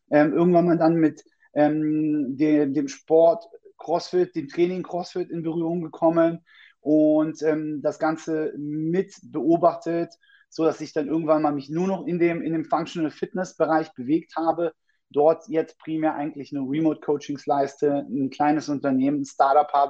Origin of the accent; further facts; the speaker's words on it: Berlin, Germany; ich bin 38 Jahre, bin gebürtiger Berliner